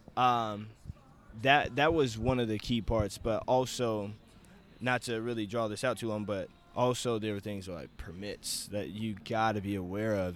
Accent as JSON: {"language": "English", "town": "Wichita", "region": "Kansas", "country": "United States", "tie": "born or raised there", "said": "I'm from Wichita, Kansas, and born and raised here."}